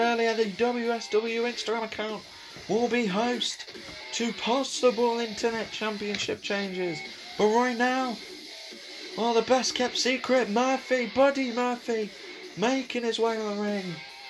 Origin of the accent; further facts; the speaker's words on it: Melbourne, Victoria, Australia; I am from Melbourne, Australia.